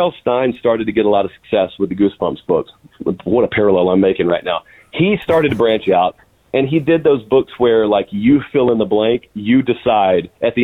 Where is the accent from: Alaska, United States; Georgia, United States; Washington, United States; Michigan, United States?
Georgia, United States; Fortson; I'm from Fortson, Georgia.